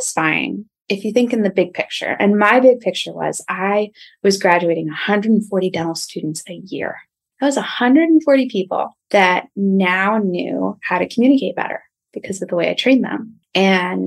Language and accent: English; outside of Philadelphia, New Jersey, United States; moved away as an adult; also born or lived in Long Island; So I grew up outside of Philadelphia